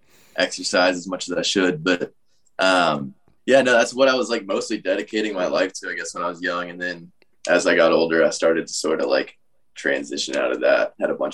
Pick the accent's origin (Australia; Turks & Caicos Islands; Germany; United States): United States; Atlanta, Georgia; I grew up in, like, the suburbs of Atlanta